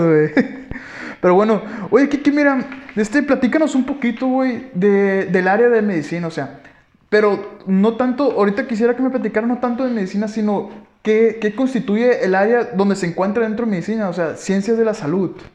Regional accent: Guasave, Sinaloa, Mexico; moved away as an adult; nosotros somos de Guasave, Sinaloa, venimos de tal prepa

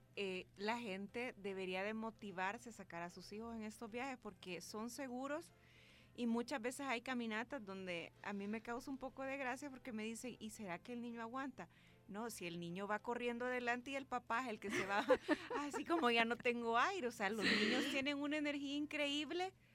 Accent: El Salvador; yo sí soy salvadoreña

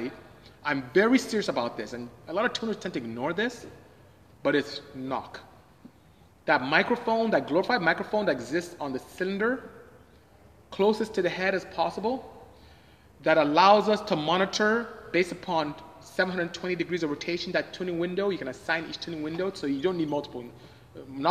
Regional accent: Nigeria; moved away; I'm West African. I'm from Nigeria

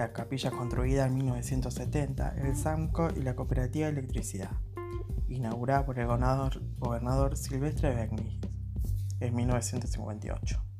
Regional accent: Albarellos, Santa Fe, Argentina; vivo en mi pueblo natal, Alvarellos, que se sitúa a 40 kilómetros de Rosario.

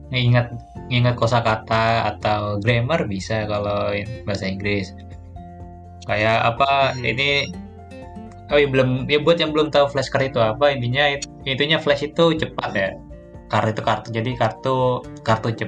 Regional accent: Medan, North Sumatra, Indonesia; gue Aceh memang dari kecil udah di Medan gitu jadi ya nggak ada bahasa daerah yang gua kuasai memang

